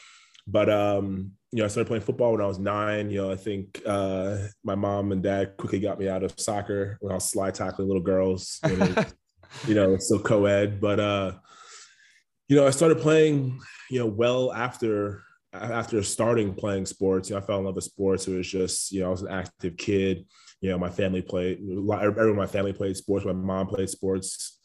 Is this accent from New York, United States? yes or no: yes; Long Island, New York, United States; Yeah, so I'm a Long Island guy. I think a lot of people forget that about me just because, you know, I don't necessarily have the Long Island accent.